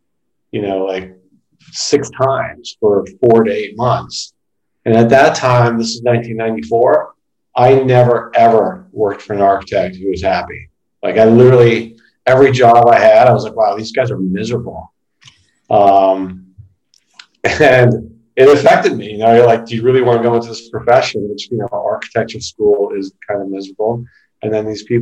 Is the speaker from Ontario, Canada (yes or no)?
yes; Toronto, Ontario, Canada; moved away as an adult; now in New York, United States; I grew up in Toronto. And I left Toronto in 96, actually. And we made my way to New York